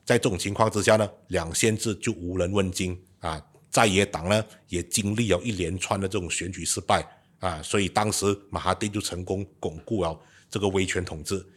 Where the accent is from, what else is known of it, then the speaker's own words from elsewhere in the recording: Malaysia; 我们这些是在一九九零年代长大的小孩子呢，从小到大都是在这一套意识形态的灌输之下成长的。我们从 U P S R 到 P M R 到 S P M